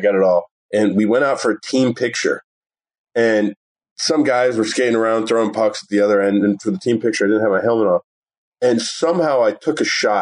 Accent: Woodbridge, Virginia, United States; now in Las Vegas, United States; I grew up in Woodbridge, Virginia

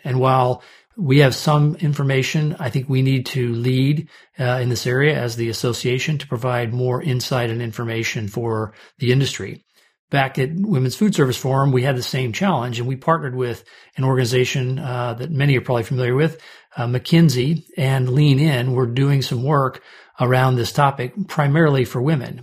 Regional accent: St. Louis, Omaha, Nebraska, Midwest, United States; also born or lived in Kansas; I grew up in the Midwest. I was born in Saint Louis and later moved to Omaha, Nebraska

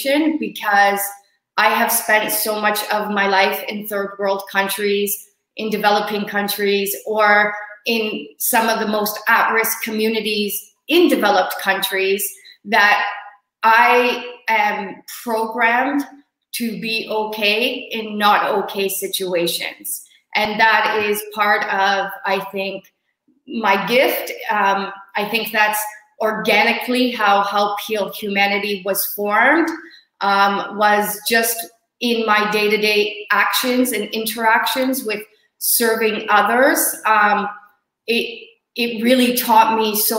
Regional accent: Hamilton, Ontario, Canada; I flew to my hometown, Hamilton, to do quarantine here

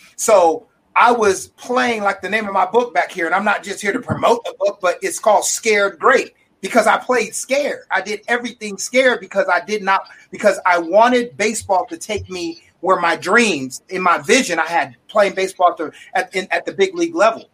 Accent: Sacramento, California, United States; I'm from Sacramento

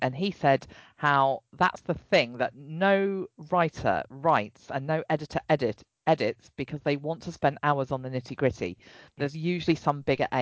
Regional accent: England, United Kingdom; the English one.

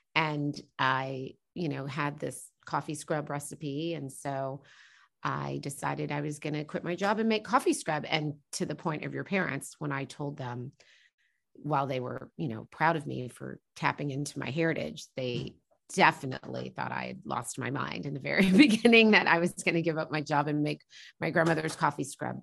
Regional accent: Norman, Oklahoma, United States; also born or lived in New York / New Jersey; because I grew up in a college town, I would say, you know, Norman, where I grew up

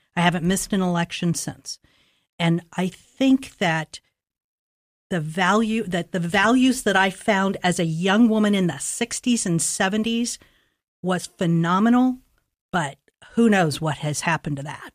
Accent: Columbus, Ohio, United States; I grew up in Linden, and, um, in the sixties and seventies, great neighborhoods

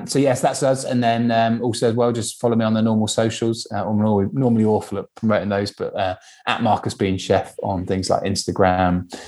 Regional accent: Henley-on-Thames, South East England, United Kingdom; moved away as an adult; now in Shrewsbury, United Kingdom; I grew up in Henley-on-Thames, so Shrewsbury for me, when I moved here 17 years ago

